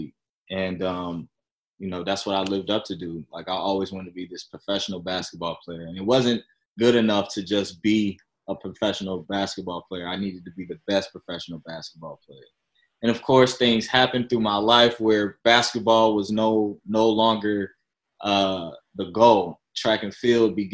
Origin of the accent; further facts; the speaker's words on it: Chicago, Illinois, United States; moved away as an adult; now in San Diego, United States; I'm originally from Chicago, Illinois, moved out here to San Diego around like 2017